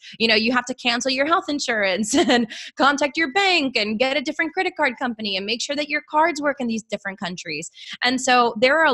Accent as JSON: {"language": "English", "town": "Miami", "region": "Florida", "country": "United States", "moved": "yes", "said": "I'm from Miami"}